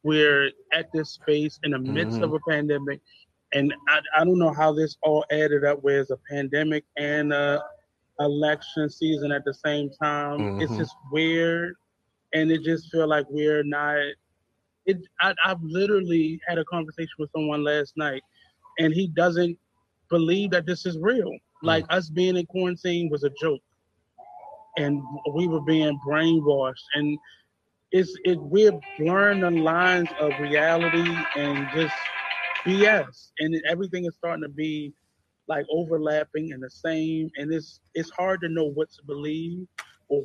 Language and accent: English; United States; being an American